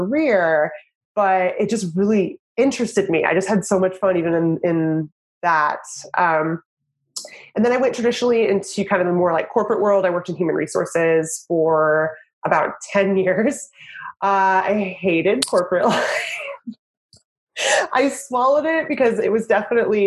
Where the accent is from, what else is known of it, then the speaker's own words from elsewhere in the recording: the Northwest, Pacific Northwest, United States; moved away as an adult; also born or lived in Idaho / Washington / Oregon / Los Angeles; now in Portland, United States; I'm from the Northwest